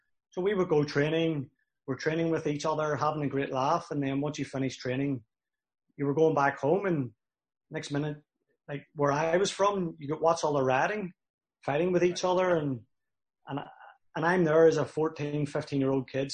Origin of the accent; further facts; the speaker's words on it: Belfast, Northern Ireland, United Kingdom; moved away as an adult; also born or lived in Cincinnati; now in Winnipeg, Canada; growing up in Belfast, you know, it was a divided city.